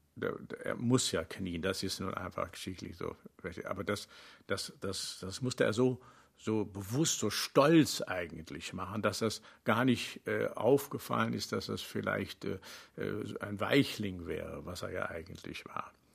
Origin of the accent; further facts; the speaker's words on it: Rhineland, Germany; wie im Rheinland äh, aufgewachsen